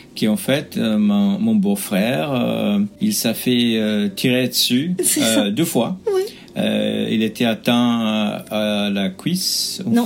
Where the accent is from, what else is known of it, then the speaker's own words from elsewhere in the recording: United States; French is a second language; moved away as an adult; also born or lived in Belgium / Dublin; je suis américain d'origine